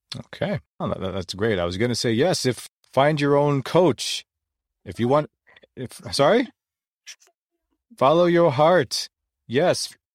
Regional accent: Philippines; being Filipino, we're not very tall

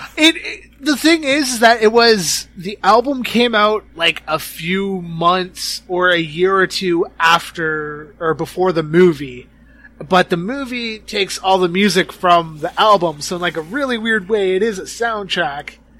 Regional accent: Canada; I'm from Canada

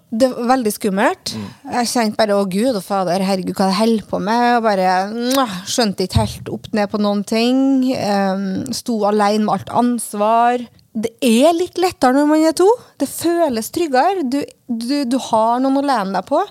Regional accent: Lysøysundet, Fosen, Trøndelag, Norway; now in Oslo, Norway; Jeg kommer fra Lysesund, som er i Trøndelag, i Fos, altså ute i Fosen, ute i havgapet

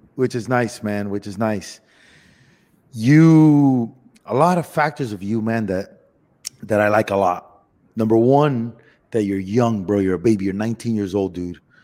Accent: Miami, Florida, United States; moved away as an adult; also born or lived in Los Angeles; I'm Cuban from Miami

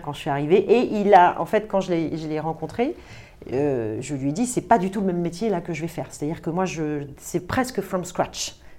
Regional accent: Paris, Île-de-France, France; Je, je viens euh, euh, de Paris. Je suis vraiment parisienne

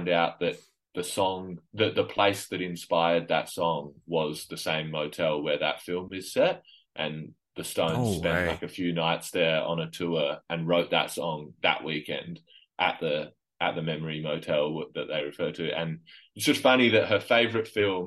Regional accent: Adelaide, South Australia, Australia; I grew up in Adelaide

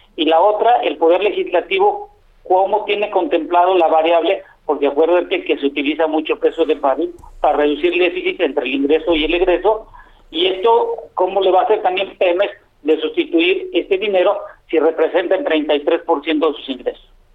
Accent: Mexico

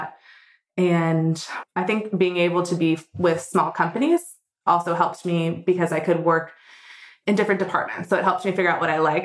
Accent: United States; moved away as an adult; also born or lived in London; now in Berlin, Germany; I'm an American expat. I've been in Berlin for 4 years in January.

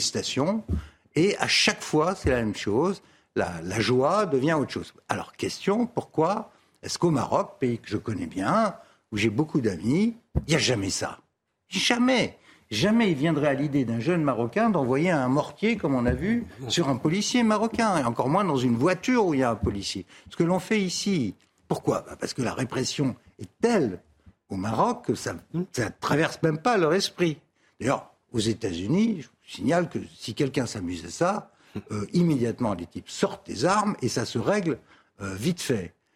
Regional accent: France; je suis français, c'est mon avenue, c'est mon quartier.

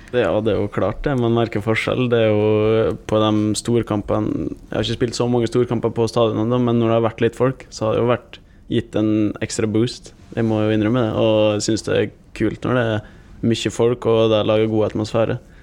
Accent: Gossen, Møre og Romsdal, Norway; moved away as an adult; now in Molde, Norway; hjemme på Gossen

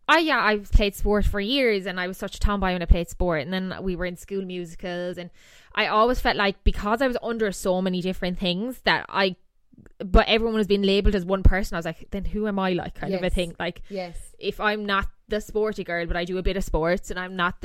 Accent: Ireland; I came from Camalloch. And then I went back to Camalloch

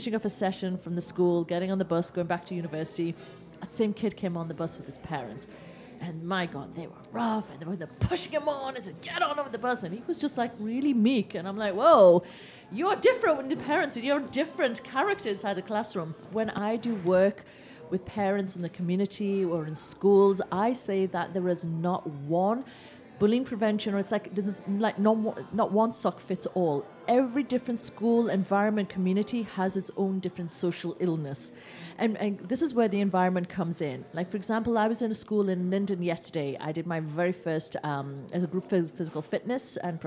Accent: England, United Kingdom; I was born in England.

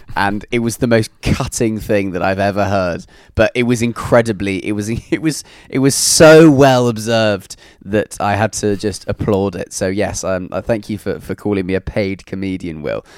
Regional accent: London, United Kingdom; also born or lived in Newcastle; I'm from, uh, from London

